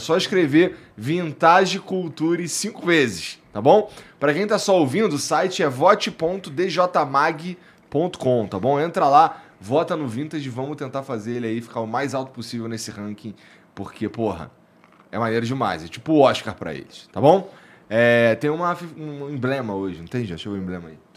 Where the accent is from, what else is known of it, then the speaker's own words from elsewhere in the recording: Rio Grande do Sul, Brazil; moved away as an adult; also born or lived in Porto Alegre / São Paulo / Rio de Janeiro / Balneário Camboriú; now in Arctic; gaúcho, lá do interior, lá.